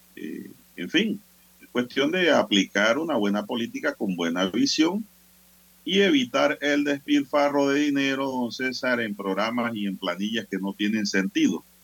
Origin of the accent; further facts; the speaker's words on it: San Miguelito, Panama; yo soy de San Miguelito